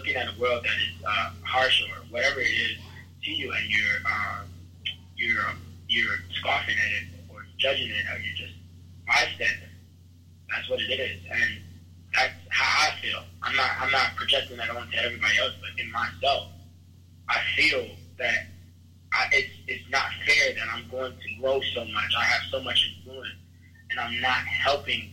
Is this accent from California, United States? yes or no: no; Chicago, Illinois, United States; I was raised around these places. I'm from South Side Chicago